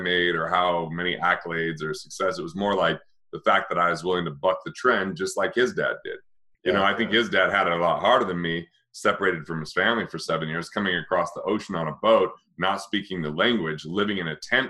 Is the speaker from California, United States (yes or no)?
no; Utah, United States; I grew up in Utah, and you just didn't, you know, I didn't really have any Asian friends, you know, in a small rural town.